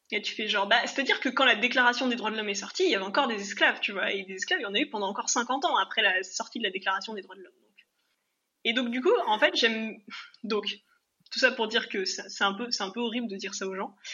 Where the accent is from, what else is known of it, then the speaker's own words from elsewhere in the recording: Réunion, France; je viens de la Réunion. Qui enfin, tu vois, genre, je disais même pas, je suis réunionnaise, c'est je viens de la Réunion